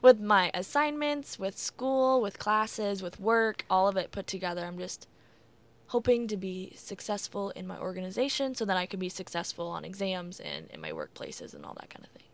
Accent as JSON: {"language": "English", "town": "Iowa City", "region": "Iowa", "country": "United States", "tie": "born or raised there", "moved": "as an adult", "lives_now": "Davenport, United States", "said": "stay back in my hometown in Iowa City"}